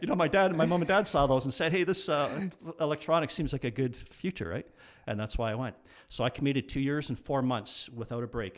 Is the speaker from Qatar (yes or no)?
no; Burlington, Ontario, Canada; I wanted to move back to Burlington, which was my hometown